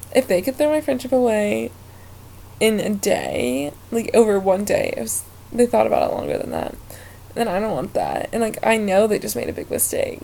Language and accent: English; Ohio, United States; moved away as an adult; I'm originally from Ohio